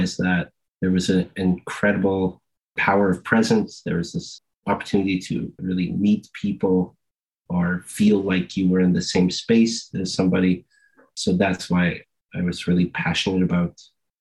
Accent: southern Alberta, Canada; now in West Bank First Nation, Canada; Originally, I'm from southern Alberta, and my nation is the Kikani Nation, better known by its English name of Brocket, Alberta

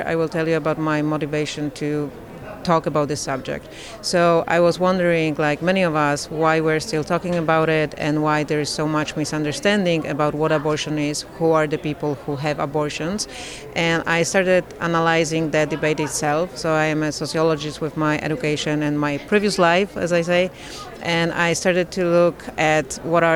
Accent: Poland; I come from Poland, and Poland is this beautiful country

